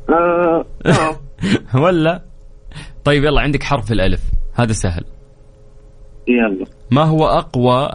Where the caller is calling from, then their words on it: Riyadh, Riyadh Province, Saudi Arabia; الاسم الكريم … من الرياض